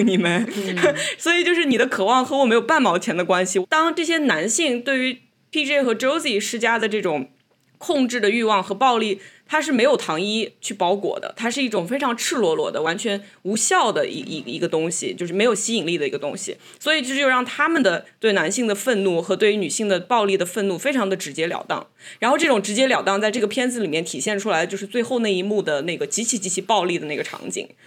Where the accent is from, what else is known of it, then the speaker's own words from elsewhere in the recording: China; 虽然我们在中国长大